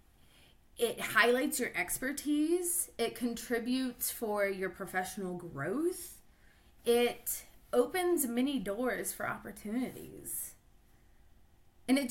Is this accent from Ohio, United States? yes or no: yes; Ohio, United States; I'm from Ohio